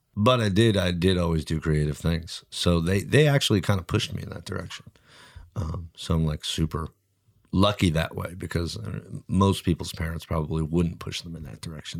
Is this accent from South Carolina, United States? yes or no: no; New Jersey, United States; moved away; also born or lived in Oakland; I grew up in New Jersey